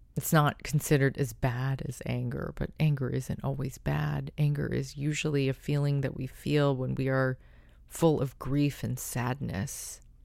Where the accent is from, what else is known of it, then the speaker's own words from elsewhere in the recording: United States; as an American